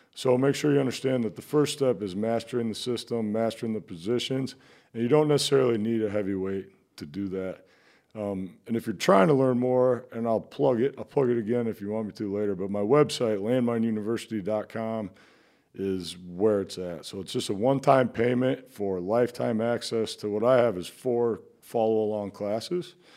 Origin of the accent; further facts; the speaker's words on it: Iowa City, Iowa, United States; I grew up in Iowa City. Um, and I, I'm an Iowa kid